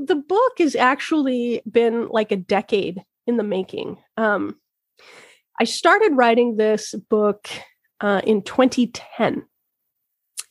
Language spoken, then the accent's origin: English; Logan, Utah, United States; now in Twin Cities, Minnesota, United States; Logan, Utah, which is my hometown